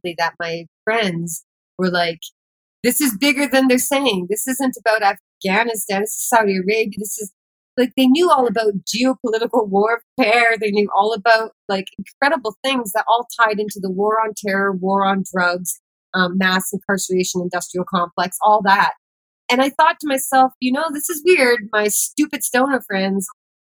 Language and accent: English; Kamloops, British Columbia, Canada; moved away as an adult; now in Vancouver, Canada; I decided to move to Vancouver, BC, from my hometown, Kamloops, BC, 4 hours away